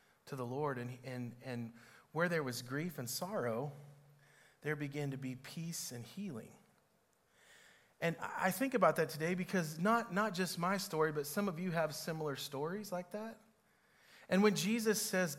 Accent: Cherokee, Kansas, United States; moved away; also born or lived in Olathe, Kansas; where where I grew up in Cherokee

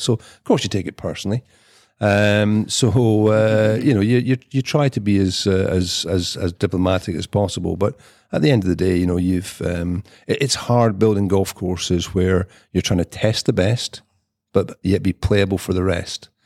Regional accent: Edinburgh, Scotland, United Kingdom; also born or lived in Nairn, Scotland / St Andrews, Scotland; now in Highlands, Scotland; when I was growing up in Edinburgh

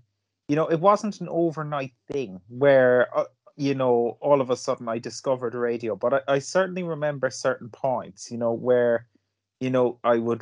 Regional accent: Cork, Munster, Ireland; I'm from Cork

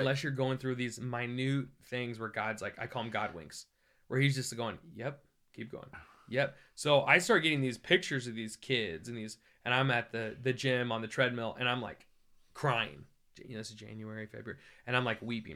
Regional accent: Iowa, United States; I grew up in Iowa

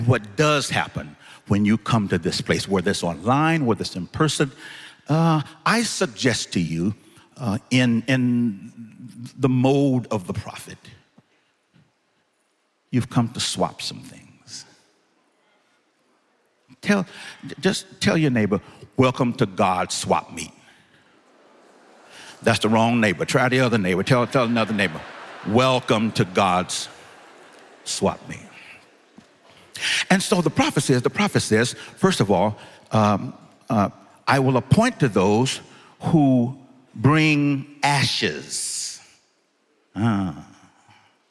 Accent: Los Angeles, California, United States; I'm from Los Angeles, California

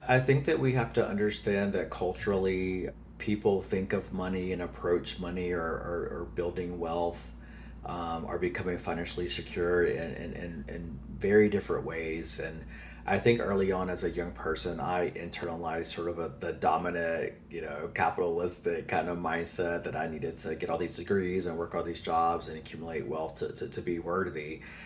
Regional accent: North Carolina, United States; accent: Southern; now in New York City, United States; I am an enrolled member of the Lumbee Tribe of North Carolina. So I grew up uh, there. I'm a Southern boy, which you will hear in my accent probably

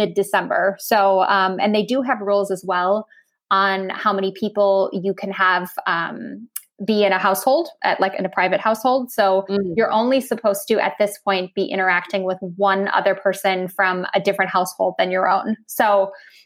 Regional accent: Minnesota, United States; moved away as an adult; now in Germany; I'm still a Minnesotan at heart.

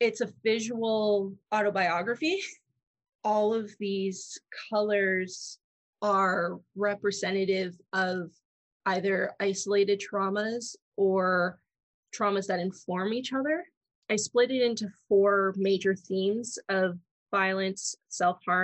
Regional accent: Toronto, Ontario, Canada; Born and raised in Toronto.

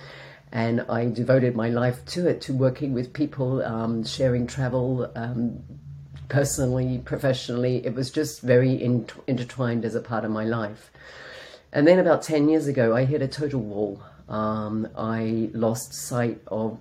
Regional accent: Australia; moved away as an adult; also born or lived in London / south of Spain; now in Spain; I'm an Australian that lives in the south of Spain.

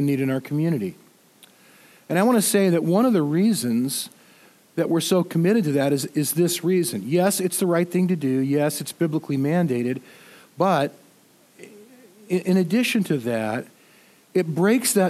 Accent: United States; being an American

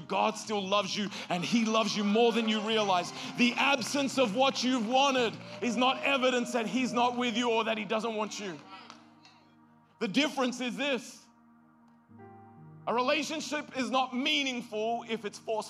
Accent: Australia; moved away; I'm from Australia.

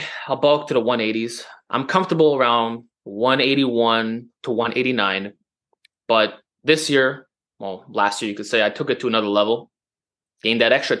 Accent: Montreal, Quebec, Canada; accent: New York Italian; I'm from Montreal

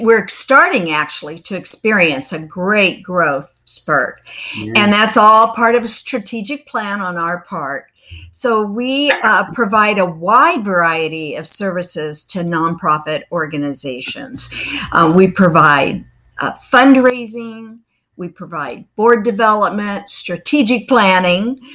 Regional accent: southern Missouri, United States; moved away as an adult; also born or lived in Kansas City; now in Florida, United States; We say it that way where I'm from, and that's in the southern part of Missouri. And so I grew up there

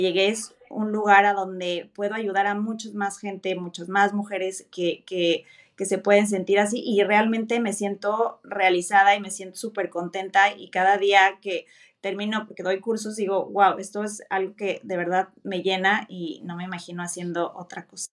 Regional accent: Mexico; moved away as an adult; now in Germany; Soy mexicana, pero mi abuelo era chino

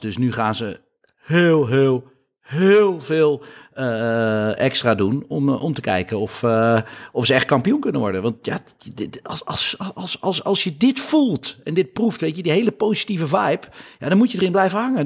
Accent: Netherlands; wij als Nederlanders

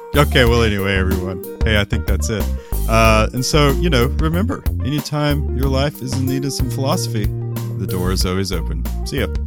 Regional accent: United States; we Americans

